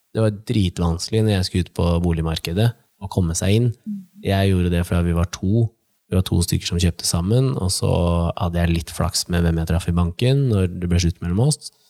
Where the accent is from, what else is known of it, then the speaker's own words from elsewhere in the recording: Nittedal, Akershus, Norway; jeg og broren min tok jo bussen fra Nittedal, der vi er fra